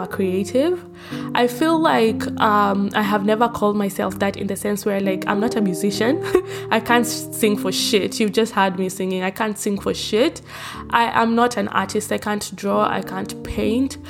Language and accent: English; Nairobi, Kenya; moved away as an adult; now in Australia; I am born and raised in Nairobi, Kenya.